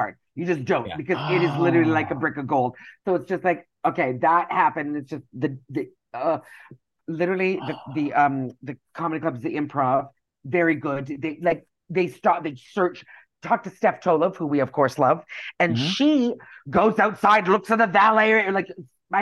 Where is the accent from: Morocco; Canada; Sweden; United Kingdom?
Canada; moved away as an adult; now in United States; I'm Canadian.